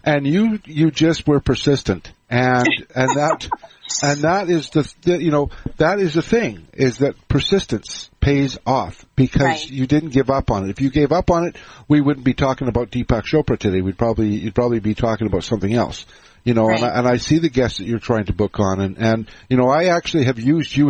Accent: Canada; I'm Canadian

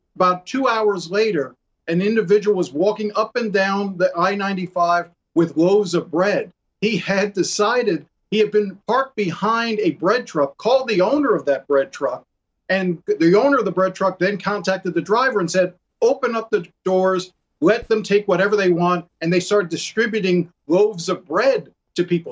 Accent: New York City, New York, United States; now in Miami, United States; I grew up in Brooklyn

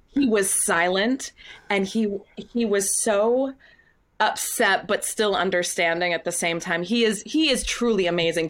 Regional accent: Windham, Maine, United States; also born or lived in Scarborough, Maine; I grew up, yep, I grew up in Wyndham, Maine. Um, I, well, I moved to Maine, uh, when I was six. We first moved to Scarborough, and then when I was eleven, we moved to Wyndham.

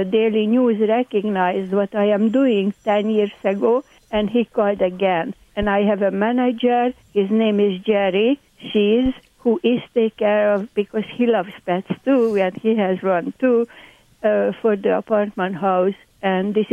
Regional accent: Hungary; accent: Hungarian; English is a second language; moved away; My accent, by the way, is Hungarian.

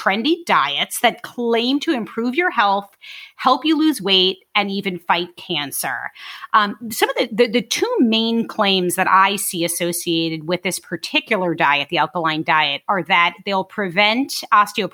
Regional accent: New York City, New York, United States; I'm from Brooklyn.

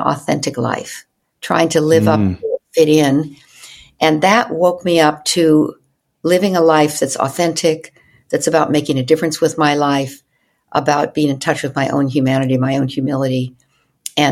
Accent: Evanston, Illinois, United States; where I grew up in Evanston, Illinois

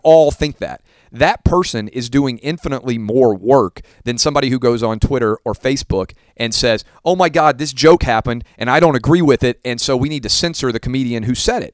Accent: Nashville, Tennessee, United States; my hometown of Nashville

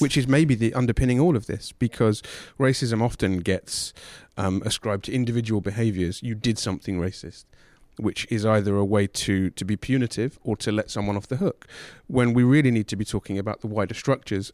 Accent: England, United Kingdom; growing up in England

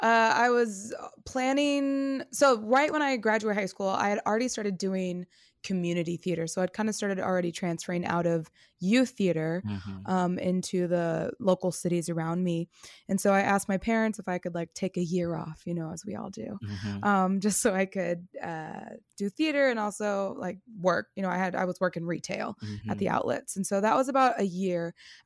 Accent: California, United States; moved away as an adult; I am from the Bay Area in California. Mm-hmm. I lived there until I was about 24.

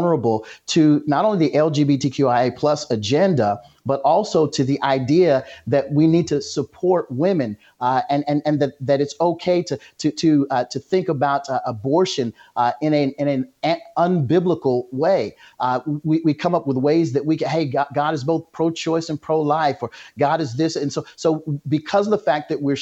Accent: Tulsa, Oklahoma, United States; moved away; I grew up in Tulsa.

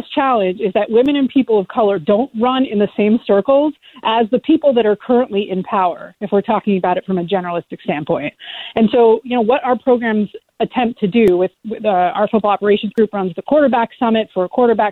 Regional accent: Canada; I'm Canadian

